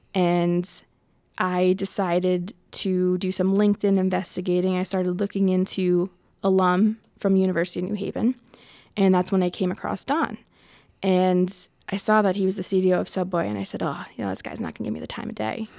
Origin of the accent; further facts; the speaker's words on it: Connecticut, United States; moved away as an adult; also born or lived in Asuncion, Paraguay; now in Rhode Island, United States; I grew up in Connecticut